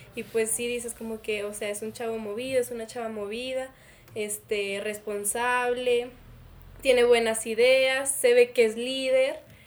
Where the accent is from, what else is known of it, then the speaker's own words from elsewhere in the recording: Jerez, Zacatecas, Mexico; moved away as an adult; now in Zacatecas, Mexico; yo vengo de Jerez, de, una, de un CETIS, donde la comunidad estudiantil éramos como 600